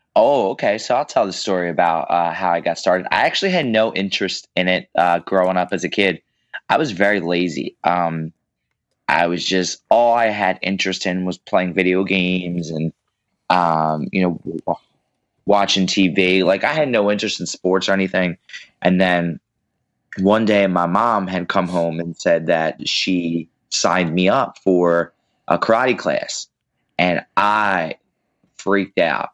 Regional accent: Pennsylvania, United States; now in New Jersey, United States; I live in Pennsylvania. Well, I grew up in Pennsylvania. I live in New Jersey

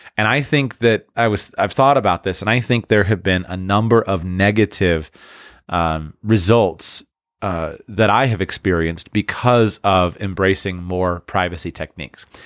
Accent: United States; as an American

